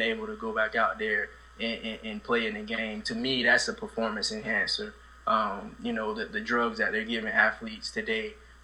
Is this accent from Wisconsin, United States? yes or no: no; Sanford, Florida, United States; I come from Sanford, Florida, you know, low-income housing